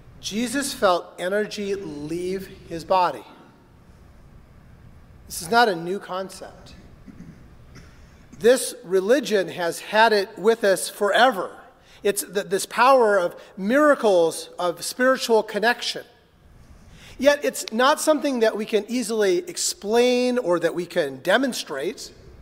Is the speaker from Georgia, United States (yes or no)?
no; North Dakota, United States; I grew up in North Dakota